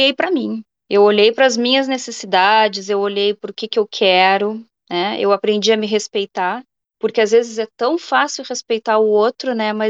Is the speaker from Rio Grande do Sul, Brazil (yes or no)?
yes; Rio Grande do Sul, Brazil; moved away as an adult; now in Sweden; eu sou gaúcha, eu tô na Suécia há 10 anos, já vai fazer 11